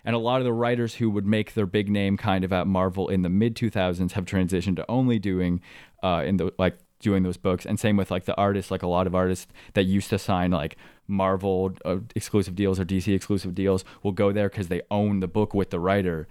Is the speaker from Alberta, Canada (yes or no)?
no; Midland, Ontario, Canada; also born or lived in Waubaushene, Ontario; I grew up in Midland, Ontario